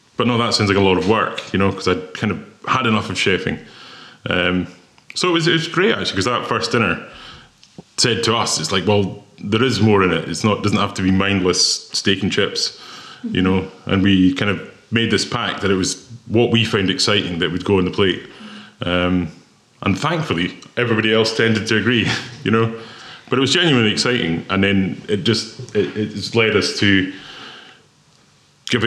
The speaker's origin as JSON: {"language": "English", "region": "West Highlands of Scotland", "country": "United Kingdom", "tie": "born or raised there", "also_born_or_lived": "Thailand", "moved": "as an adult", "said": "I grew up in the West Highlands of Scotland"}